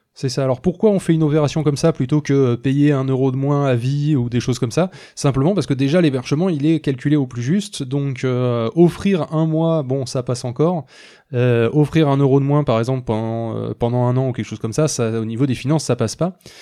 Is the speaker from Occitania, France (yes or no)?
yes; Toulouse, Occitania, France; on est toulousain